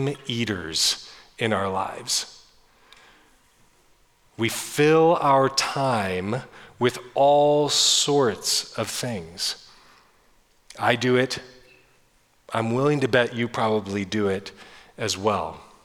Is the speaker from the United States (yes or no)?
yes; Northern California, United States; I grew up in Northern California in small coastal towns